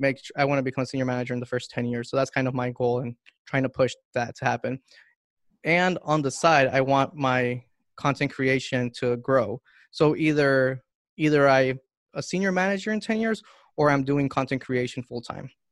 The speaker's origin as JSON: {"language": "English", "country": "Honduras", "also_born_or_lived": "Miami, United States", "moved": "yes", "said": "I'm from Honduras"}